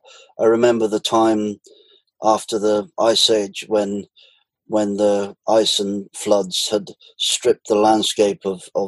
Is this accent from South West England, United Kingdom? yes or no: yes; Cheltenham, South West England, United Kingdom; born there; now in Glastonbury, United Kingdom; Well, I've lived in Glastonbury for 20 years. So I guess that's quite a massive part of my life. I was born in Cheltenham, Gloucestershire, 44 years ago